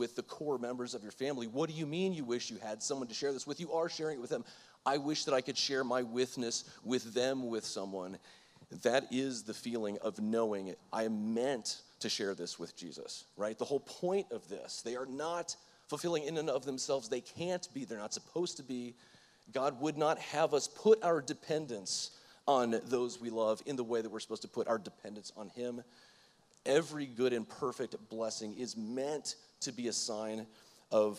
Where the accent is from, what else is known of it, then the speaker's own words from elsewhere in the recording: Florida, United States; I'm from Florida